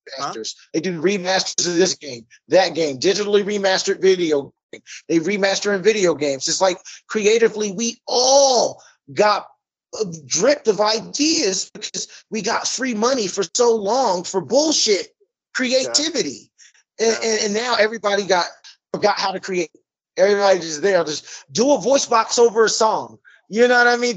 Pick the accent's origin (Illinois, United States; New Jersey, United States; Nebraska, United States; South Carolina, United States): New Jersey, United States; Trenton; I'm born and raised in Mercer County, Trenton, New Jersey